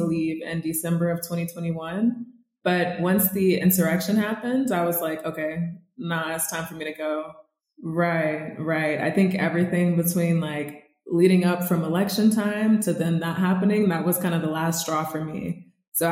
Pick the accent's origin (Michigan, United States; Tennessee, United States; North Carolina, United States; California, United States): North Carolina, United States; Charlotte; moved away as an adult; also born or lived in Brighton, England; now in Mexico City, Mexico; So I'm from Charlotte, North Carolina, originally